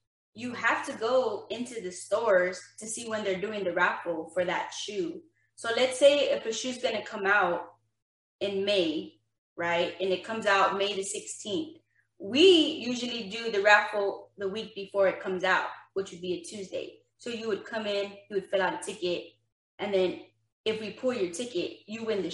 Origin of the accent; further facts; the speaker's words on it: San Antonio, Texas, United States; I grew up on the south side of San Antonio